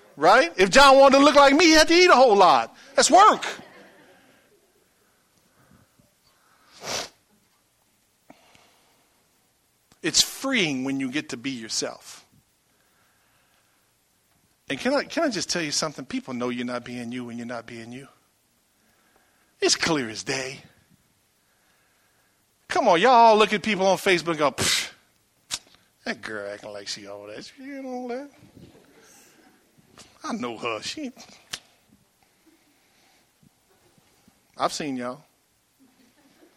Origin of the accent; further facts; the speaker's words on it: Franklin, Louisiana, United States; I come from Franklin, Louisiana. So what? I'm proud of it. Born to a bunch of knuckleheads.